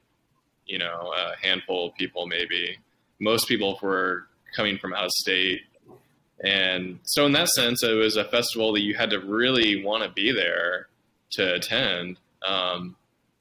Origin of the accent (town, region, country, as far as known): Dayton, Ohio, United States; born or raised there